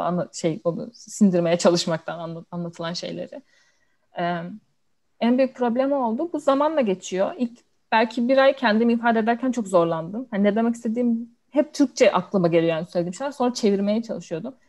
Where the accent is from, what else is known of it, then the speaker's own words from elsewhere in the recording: Denizli, Turkey; moved away as an adult; also born or lived in Istanbul, Turkey; now in London, United Kingdom; ilkokul, ortaokul, lise hepsini Denizli'de okudum. Denizliliyim.